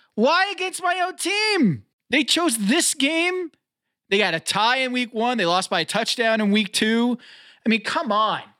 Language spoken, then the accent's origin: English; North Carolina, United States; born or raised there